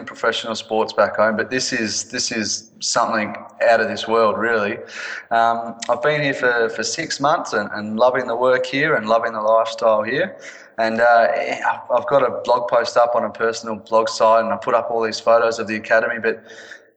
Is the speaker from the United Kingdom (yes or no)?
no; Melbourne, Victoria, Australia; I'm from Australia, from Melbourne